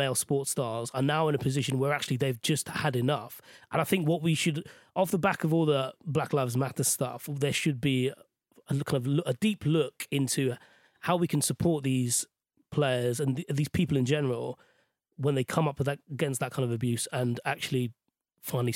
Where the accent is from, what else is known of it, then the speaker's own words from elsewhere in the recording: Sri Lanka; now in United Kingdom; Sri Lanka, where I grew up